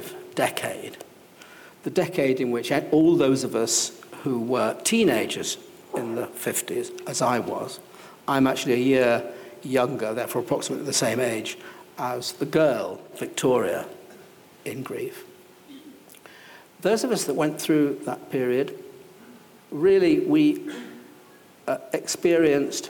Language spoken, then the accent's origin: English; Salford, North West England, United Kingdom; also born or lived in Welling; I was brought up in Salford.